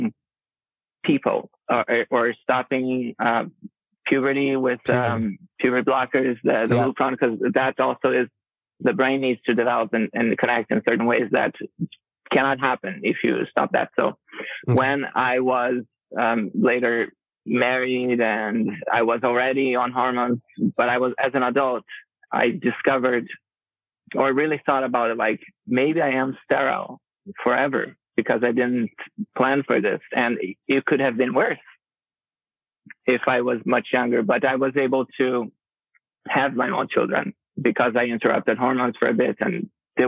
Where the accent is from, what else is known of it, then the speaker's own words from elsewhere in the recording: Brazil; moved away as an adult; also born or lived in Rio de Janeiro; now in Twin Cities, United States; I live in Twin Cities, but I am native Brazilian